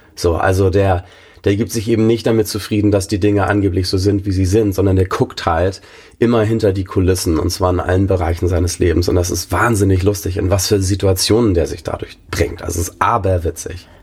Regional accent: Bad Schwartau, Schleswig-Holstein, Germany; accent: Norddeutsch; moved away; also born or lived in Hamburg; ich bin in Hamburg geboren und in Bad Schwartau aufgewachsen

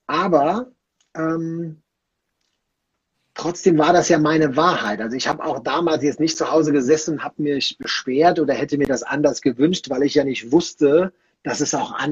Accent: Rhineland, Germany; Bei uns im Rheinland oder ja doch im Rheinland, wo ich herkomme, da sagte man äh, geflissentlich Quartalssäufer.

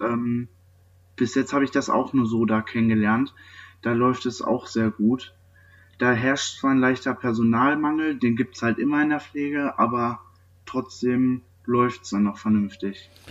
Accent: near Neheim, North Rhine-Westphalia, Germany; Ich komme aus der Nähe von Neheim

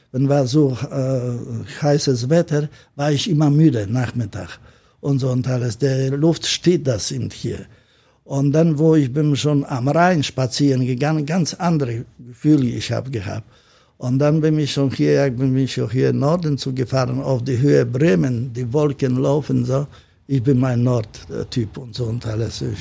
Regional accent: Gdansk, Pomeranian Voivodeship, Poland; German is a second language; now in Hamburg, Germany; Nein, ich komme aus Danzig. Und dann mein erster Schritt nach Deutschland, wo ich bin, ich erste gelandet in Bonn.

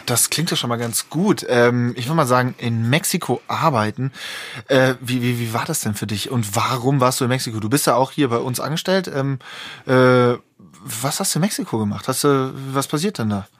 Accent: Germany; als Deutsche

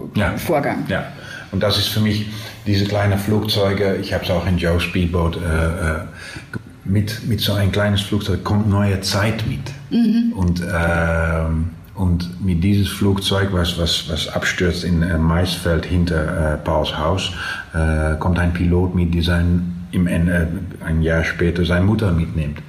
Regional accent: Twente, Overijssel, Netherlands; accent: Low Saxon dialect; German is a second language; wir sprachen natürlich mehr das, das, das äh, niedersächsische Dialekt

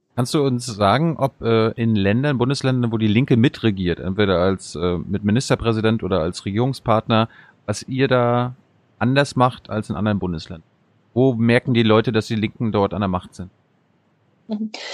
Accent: Mecklenburg-Vorpommern, Germany; in meiner Heimat in MacPom

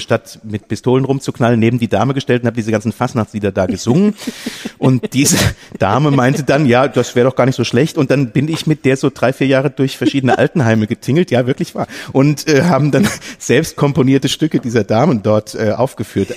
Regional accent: near Limburg an der Lahn, Hesse, Germany; ich komme aus der Nähe von Limburg an der Lahn

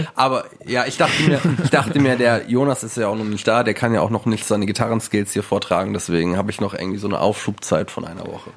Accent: Wiesbaden, Hesse, Germany; in Wiesbaden, wo ich aufgewachsen bin.

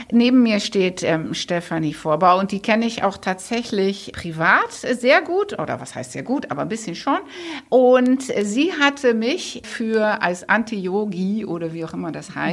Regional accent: Netherlands; accent: Dutch; German is a second language; ich hoffe, ihr habt neben meinem holländischen Akzent auch diesen sehr schönen französischen Akzent von ihr genossen

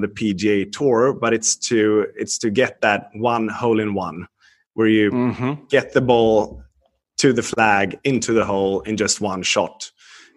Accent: Sweden; I was born and raised in Sweden. I still live here

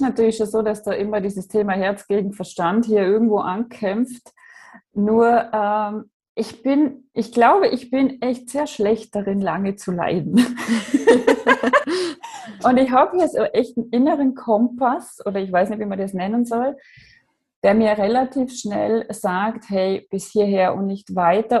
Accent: Austria; Ich komme aus Österreich, wie man hört

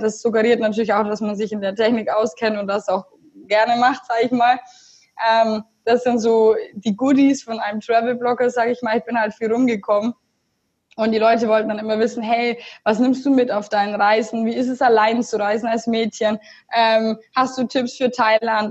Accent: Augsburg, Bavaria, Germany; also born or lived in Munich; Ich komme aus Augsburg

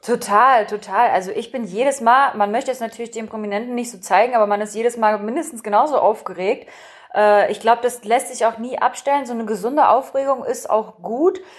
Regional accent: Saxony-Anhalt, Germany; also born or lived in Berlin / North Rhine-Westphalia; dann mein Hauptwohnsitz, wo ich aufgewachsen bin, wo ich auch dann angefangen habe, nach Berlin jedes Mal zu pendeln, war Sachsen-Anhalt

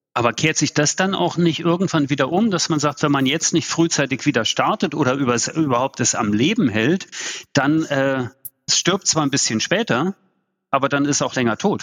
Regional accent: East Germany, Germany; also ich bin in der DDR geboren

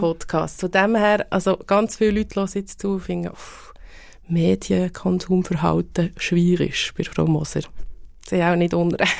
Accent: Bern, Switzerland; accent: Bernese German; die Berndeutsche oder unseren Dialekt

